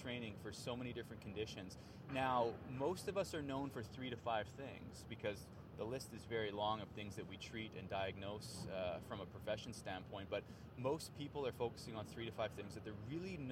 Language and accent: English; Canada; I'm a Canadian born and raised